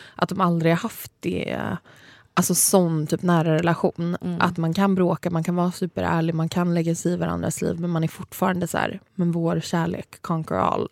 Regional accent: Saltsjöbaden, Stockholm County, Sweden; där jag kommer ifrån, liksom Saltis, att folk har verkligen hängt, som är liksom en förort utanför Stockholm

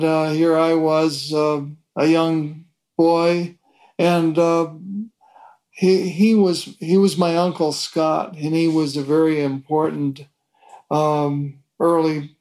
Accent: Fort Erie, Ontario, Canada; moved away as an adult; also born or lived in Toronto, Canada / Richmond, Virginia / New York; I was born in Toronto, Canada, and when I was 3 years of age, my parents moved to a small town in Canada opposite Buffalo, New York, and it was called Fort Erie, and that's where I was raised.

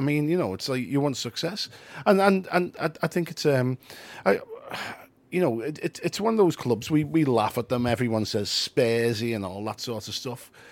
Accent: Liverpool, North West England, United Kingdom; we self-identify as Scouse, we're not English.

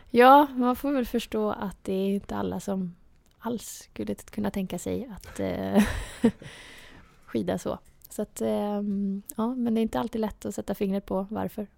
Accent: outside Linköping, Östergötland, Sweden; Jag är ju eh, från utanför Linköping

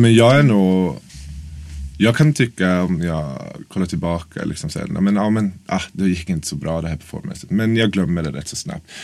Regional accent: Norrköping, Östergötland, Sweden; moved away as an adult; now in Stockholm, Sweden; jag är från Norrköping egentligen. Så jag flyttade till Stockholm för nio år sedan.

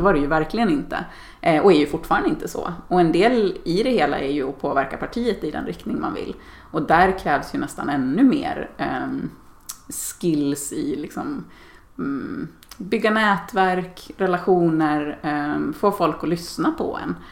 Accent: Dalarna County, Sweden; Jag är uppväxt i Dalarna och, och bor där igen på min barndomsö.

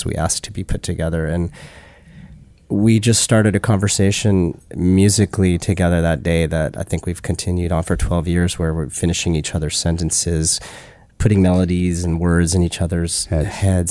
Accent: Utah, United States; moved away as an adult; now in New York, United States; I grew up in Utah, you know, Jewish

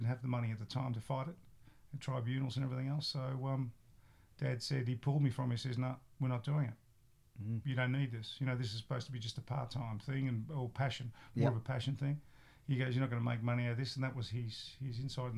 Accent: Melbourne, Victoria, Australia; Growing up in Brunswick, for those who don't know Brunswick, Melbourne, it was a rough and tough area.

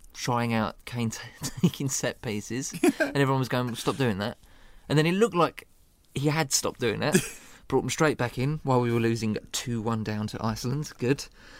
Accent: England, United Kingdom; As an Englishman

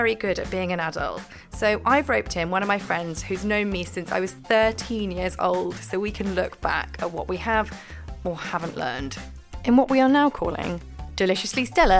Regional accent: Scotland, United Kingdom; I am Scottish and a little bit posh

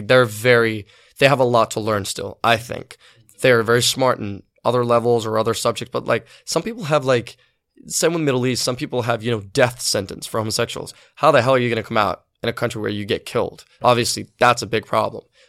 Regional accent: Sweden; also born or lived in Liverpool, England / Gothenburg, Sweden; I kind of grew up in Sweden, but I had the whole English, you know, roots in me

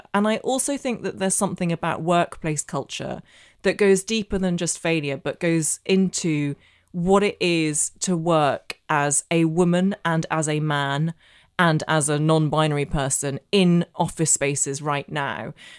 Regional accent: Belfast, Northern Ireland, United Kingdom; so I grew up in Northern Ireland. I know I don't have the accent, but I did. And my secondary school in Belfast was the only school in the entire province that taught Russian.

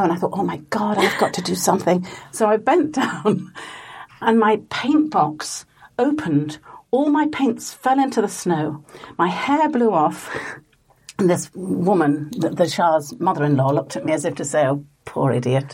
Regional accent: Leeds, Yorkshire and the Humber, United Kingdom; I was brought up in Leeds

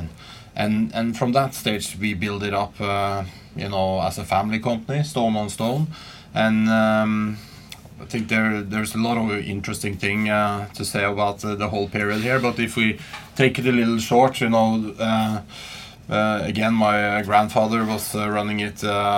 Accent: Asker and Bærum, west of Oslo, Akershus, Norway; I grew up right outside Oslo, west of Oslo, called Asker and Bærum

